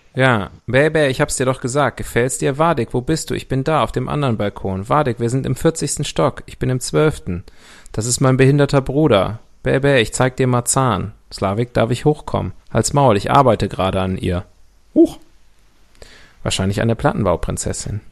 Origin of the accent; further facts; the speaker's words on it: West Germany, Germany; Ich bin ja im Rheinhaus groß geworden. Wie ein guter Was? Also Westler